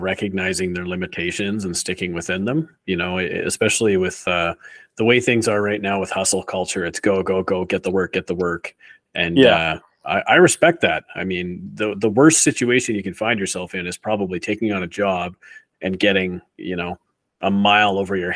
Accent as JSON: {"language": "English", "country": "Canada", "said": "I'm Canadian"}